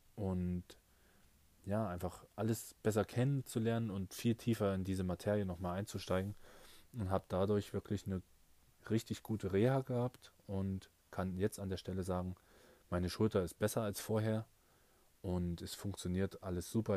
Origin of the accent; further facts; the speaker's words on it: Nebra, Saxony-Anhalt, Germany; in meiner Heimatstadt in Nepra in, in Sachsen-Anhalt